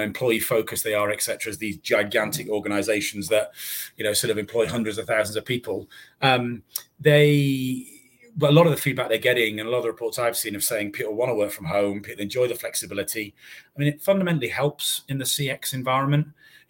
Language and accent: English; North East England, United Kingdom; accent: Northeast; growing up in the Northeast as a kid, I used to have a very fast, impenetrable accent. I've now just got a very fast accent.